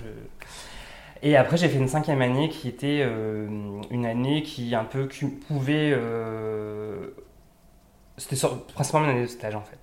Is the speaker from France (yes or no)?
yes; Pas-de-Calais, near Lens, Hauts-de-France, France; now in Lille, France; je suis effectivement originaire du Nord, du Pas-de-Calais, à côté de Lens